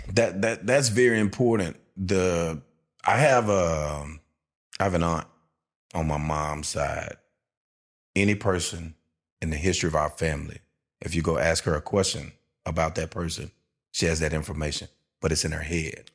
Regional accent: Shreveport, Louisiana, United States; I'm a Tampa Bay Buccaneer fan, and I'm from Shreveport, Louisiana.

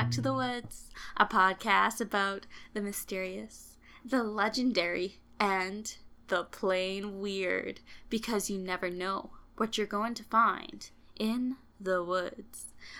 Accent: Canada; I feel so, like a fake Canadian

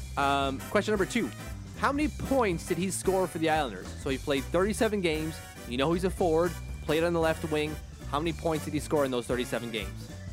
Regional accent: Canada; I'm Canadian

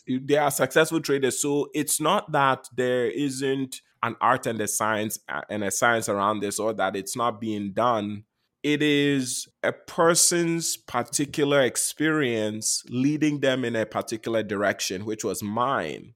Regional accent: Ghana; moved away; I was born and raised in Ghana

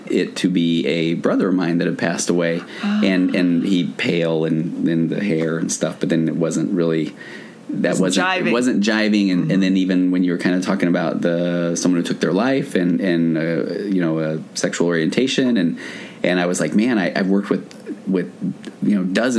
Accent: Utah, United States; I grew up in Utah

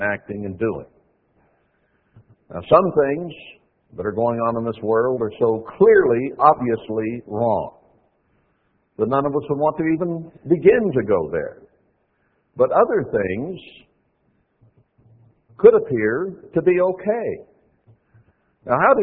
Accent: United States; We grew up in America

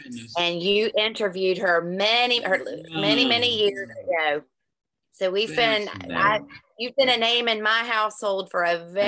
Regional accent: Virginia, United States; also born or lived in Shenandoah Valley; now in Ireland; I live in Ireland, but I'm from Virginia.

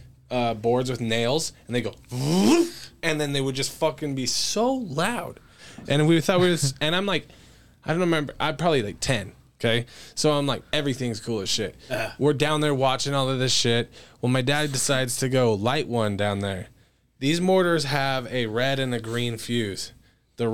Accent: Idaho Falls, Idaho, United States; moved away; I'm from Idaho Falls originally

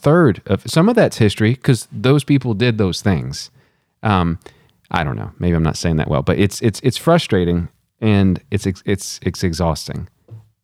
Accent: Texas, United States; growing up in Texas

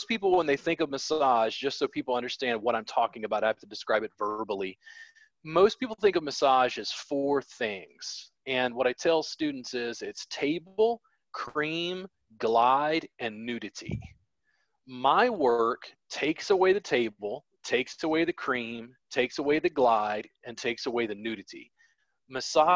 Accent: Baton Rouge, Louisiana, United States; I grew up in Baton Rouge, Louisiana

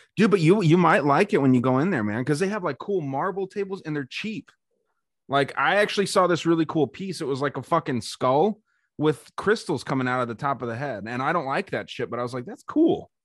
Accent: Arizona, United States; my home state of Arizona

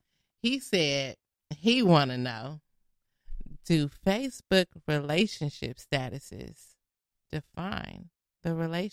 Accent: Inglewood, California, United States; I'm from Inglewood. Proud.

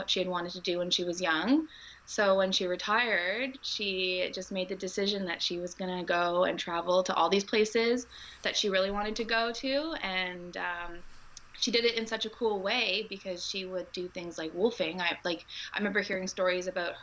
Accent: Canada; I'm from Canada.

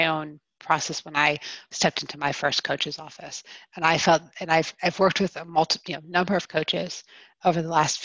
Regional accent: East Coast, United States; moved away as an adult; also born or lived in Pennsylvania; now in Colorado, United States; I'm originally from the East Coast.

